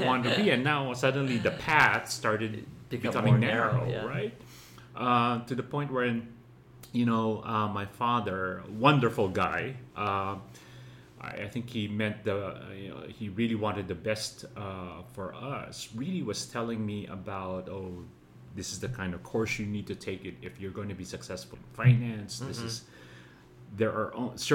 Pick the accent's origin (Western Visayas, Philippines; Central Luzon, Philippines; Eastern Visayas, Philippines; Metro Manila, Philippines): Metro Manila, Philippines; Manila; I grew up, was born and raised in Manila